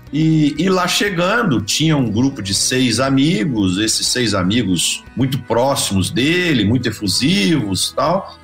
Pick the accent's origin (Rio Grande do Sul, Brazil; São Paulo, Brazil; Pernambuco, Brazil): São Paulo, Brazil; Ituverava; now in Uberlândia, Brazil; eu sou nascido em Ituverava, no interior de São Paulo, né, na região ali de Ribeirão Preto